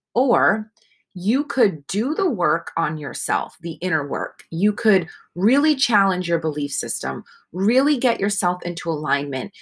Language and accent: English; Northeast, United States; I was raised in the Northeast